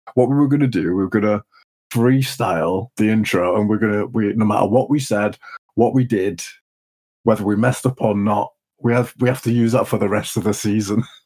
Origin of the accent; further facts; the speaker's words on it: Leeds, Yorkshire and the Humber, United Kingdom; We're from Leeds